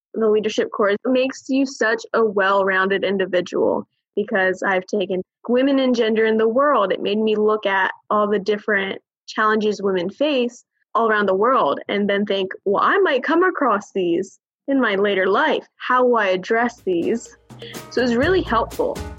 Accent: Eastern Shore, Maryland, United States; born and raised Eastern Shore, Maryland

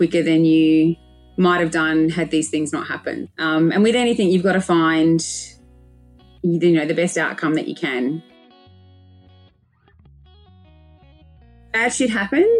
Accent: Adelaide, South Australia, Australia; also born or lived in Melbourne; I moved from Melbourne. I had my dream corporate job in Melbourne. And within 3 months, I'd quit, moved back to Adelaide, moved back home to look after my mum and my little brother

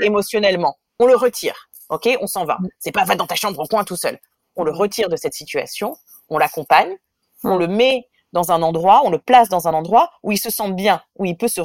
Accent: France; moved away as an adult; also born or lived in Israel; now in New York, United States; j'ai un mari israélien, que je suis française, qu'on vit à New York

